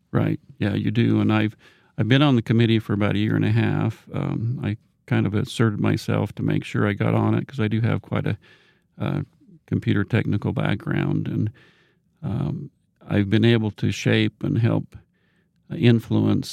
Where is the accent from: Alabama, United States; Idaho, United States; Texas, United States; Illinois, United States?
Idaho, United States; Rexburg; I'm from this area. I grew up in Rexburg, Madison County